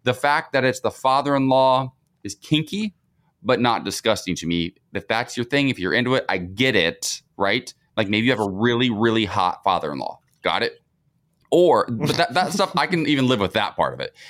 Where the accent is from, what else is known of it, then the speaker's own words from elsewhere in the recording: Ohio, United States; moved away; I went home to Ohio